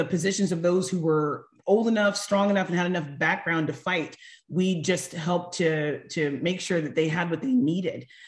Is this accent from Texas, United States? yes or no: no; Northern California, United States; I grew up in Northern California